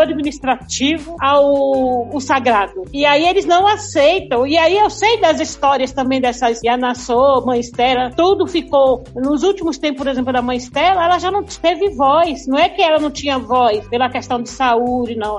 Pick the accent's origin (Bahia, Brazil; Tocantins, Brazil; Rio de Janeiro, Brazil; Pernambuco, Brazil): Bahia, Brazil; Salvador; como eu sou de Salvador, vivi toda essa história